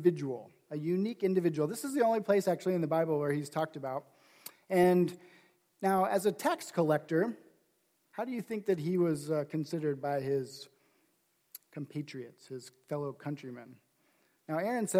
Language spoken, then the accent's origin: English; Nebraska, United States; I grew up in Nebraska